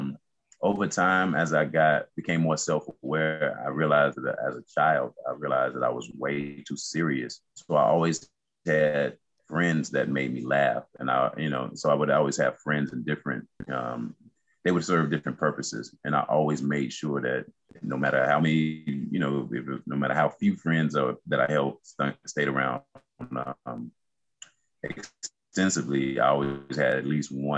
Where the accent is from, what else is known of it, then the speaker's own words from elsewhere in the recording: Yanceyville, North Carolina, United States; also born or lived in Oklahoma; I'm originally from North Carolina, small town in North Carolina called Yanceyville. My father was in the military, so we did move around a little bit. I lived in Oklahoma.